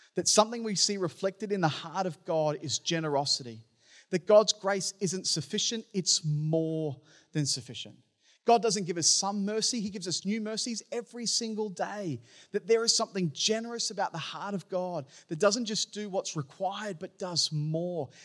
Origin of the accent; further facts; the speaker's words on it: Townsville, Queensland, Australia; the church that I grew up in in Townsville